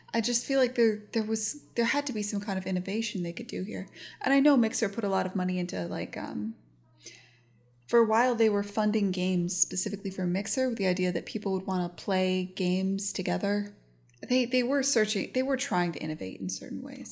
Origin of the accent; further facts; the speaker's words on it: United States; as an American